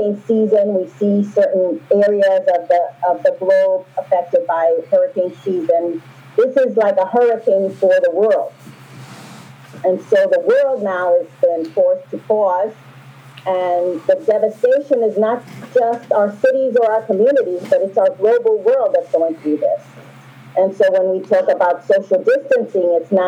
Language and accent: English; New York City, New York, United States; I grew up in New York City